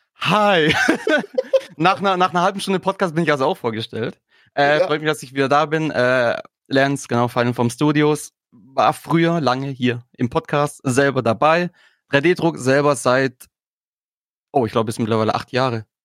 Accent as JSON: {"language": "German", "region": "Swabia", "country": "Germany", "said": "als Schwabe"}